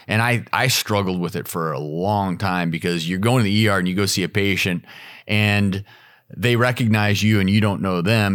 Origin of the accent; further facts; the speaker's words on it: Midwest, United States; moved away; also born or lived in Colorado / Nebraska; I grew up in the Midwest